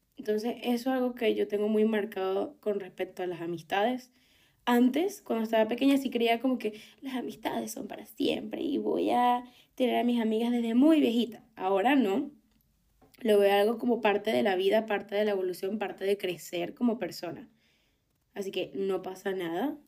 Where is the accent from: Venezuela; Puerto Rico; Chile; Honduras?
Venezuela; moved away as an adult; no me iba a quedar en Venezuela no tanto por todo el tema político, sino que no me veía en mi país